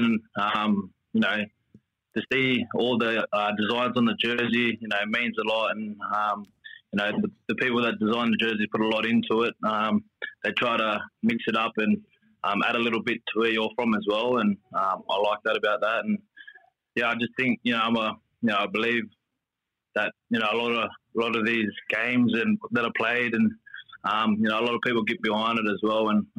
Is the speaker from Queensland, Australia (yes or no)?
no; Wellington, New South Wales, Australia; my mob is I'm a Wiradjuri boy from Wellington, New South Wales. Down near Dubbo. Not many people know where it is, so always say Dubbo, but 2820 area.